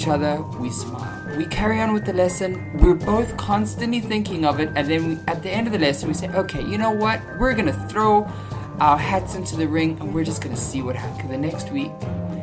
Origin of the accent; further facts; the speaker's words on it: South Africa; I'm South African